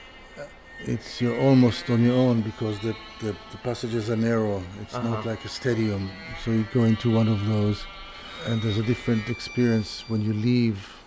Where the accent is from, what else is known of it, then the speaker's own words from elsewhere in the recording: Tel Aviv, Tel Aviv District, Israel; moved away as an adult; now in United Kingdom; I'm an Israeli. I'm from Tel Aviv. I built my world and my view of the world in Israel